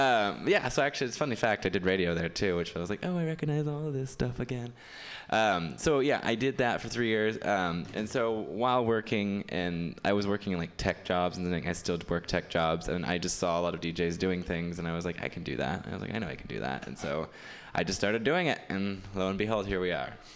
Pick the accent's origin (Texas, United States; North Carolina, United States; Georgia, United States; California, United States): California, United States; Escalon; I am from Escalon, which is this little town near Modesto.